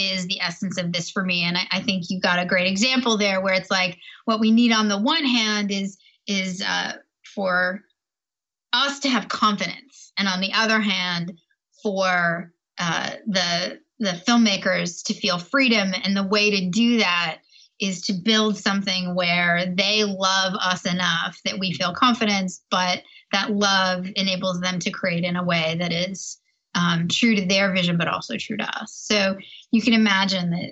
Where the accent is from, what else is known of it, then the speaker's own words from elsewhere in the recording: Toronto, Ontario, Canada; I'm Canadian from Toronto